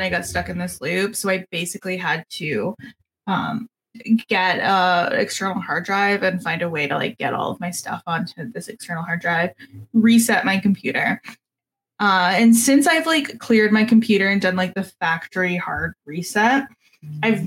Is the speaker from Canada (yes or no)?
yes; Canada; I'm Canadian